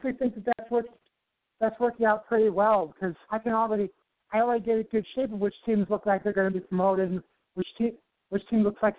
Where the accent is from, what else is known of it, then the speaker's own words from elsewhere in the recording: Racine, Wisconsin, United States; That's the city right below my hometown of Racine.